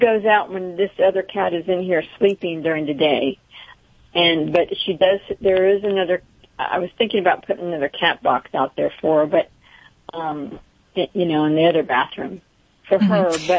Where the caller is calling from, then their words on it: Crescent City, Florida, United States; I'm calling from Crescent City, Florida.